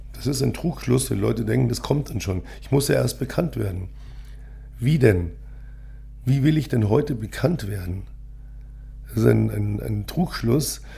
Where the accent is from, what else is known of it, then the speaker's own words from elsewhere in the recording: Munich, Bavaria, Germany; ich bin ja gebürtiger Münchner